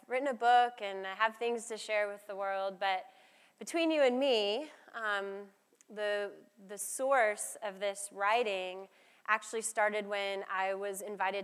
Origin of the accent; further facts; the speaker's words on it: United States; as an American in the millennial generation